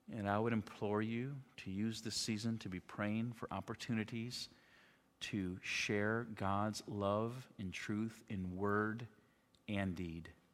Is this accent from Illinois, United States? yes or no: yes; Chicago, Illinois, United States; moved away as an adult; also born or lived in Alaska; I grew up outside of Chicago